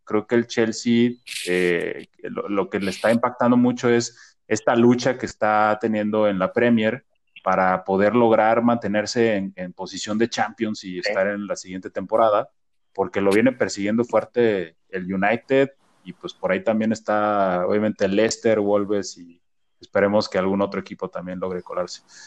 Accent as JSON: {"language": "Spanish", "country": "Mexico", "said": "todos como mexicanos"}